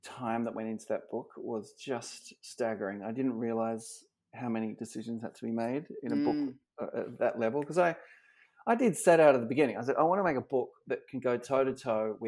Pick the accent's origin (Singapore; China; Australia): Australia; moved away as an adult; now in United States; as an Aussie barista